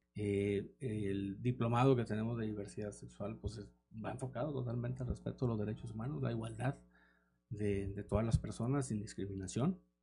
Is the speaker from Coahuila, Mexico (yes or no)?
yes; Saltillo, Coahuila, Mexico; yo soy de Saltillo, soy originario de aquí de Coahuila